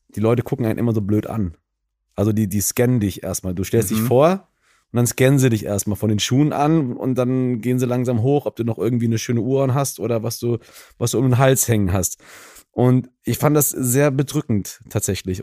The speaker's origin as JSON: {"language": "German", "town": "Gießen", "region": "Hesse", "country": "Germany", "tie": "born or raised there", "also_born_or_lived": "Düsseldorf", "moved": "as an adult", "lives_now": "Cologne, Germany", "said": "ich bin ja in Gießen groß geworden"}